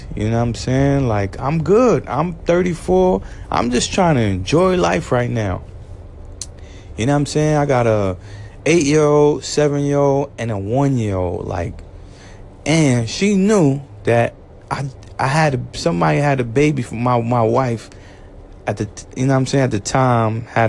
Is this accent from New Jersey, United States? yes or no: no; New York City, New York, United States; I'm from Brooklyn